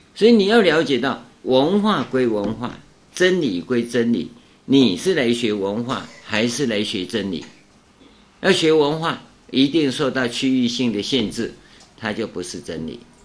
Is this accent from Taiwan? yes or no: yes; Taiwan; 我们台湾叫唐努乌梁海